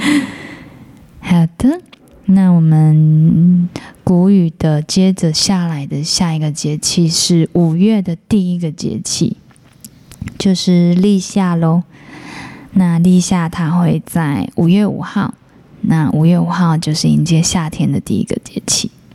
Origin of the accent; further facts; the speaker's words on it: Taiwan; 我们台湾人